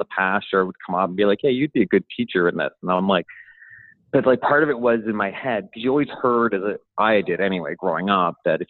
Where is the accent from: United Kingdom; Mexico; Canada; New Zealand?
Canada; Toronto, Ontario; moved away as an adult; also born or lived in Port Perry, Ontario; now in Halifax, Canada; But by high school, I was living in Toronto. The neighborhood I grew up in was basically just below Jamaica Town and just to the side of Portuguese Town in Toronto